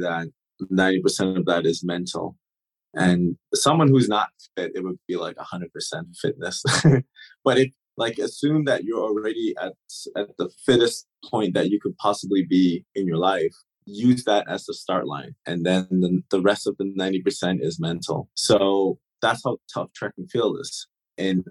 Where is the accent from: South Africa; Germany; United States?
Germany; first language German; English is a second language; moved away; also born or lived in Turks and Caicos; I lived here for about 10 years, and German is actually my first language